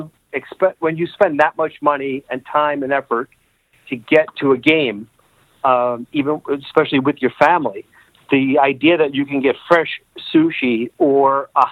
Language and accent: English; New York, United States; Being a New Yorker